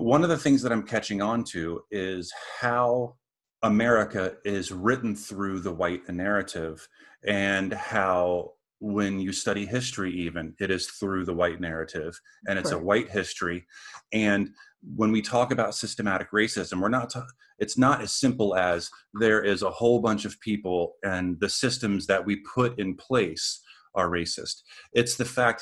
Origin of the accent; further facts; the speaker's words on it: Southern Maryland and Virginia, United States; I was raised in the South